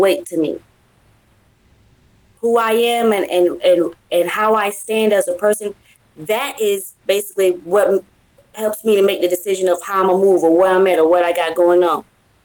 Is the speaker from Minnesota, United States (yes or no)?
no; Tampa, Florida, United States; now in Illinois, United States; I'm from Tampa, Florida, and I'm up here in the great state of Illinois